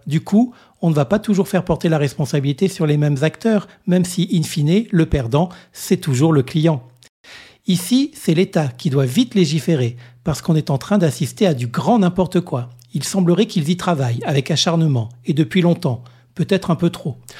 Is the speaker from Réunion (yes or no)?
yes; Réunion; ici, chez nous, à La Réunion